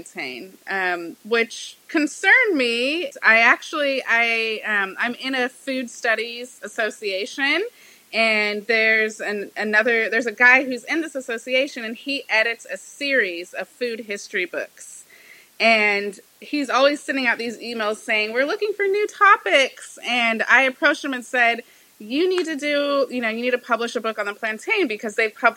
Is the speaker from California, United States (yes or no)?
yes; Bakersfield, California, United States; now in Los Angeles, United States; my siblings and I all grew up in a small town in California called Bakersfield